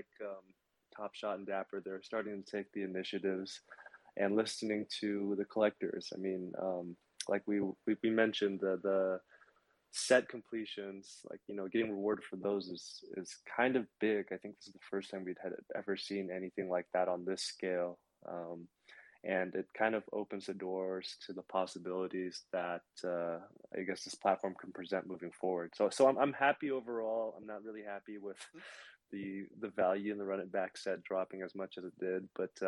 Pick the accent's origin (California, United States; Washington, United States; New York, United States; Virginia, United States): Washington, United States; Seattle; I'm from Seattle.